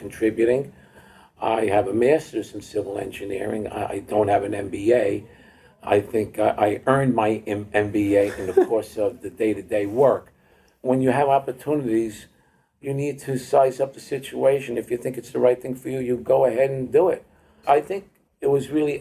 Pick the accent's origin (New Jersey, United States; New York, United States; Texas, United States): New Jersey, United States; Hoboken; we grew up in Hoboken, New Jersey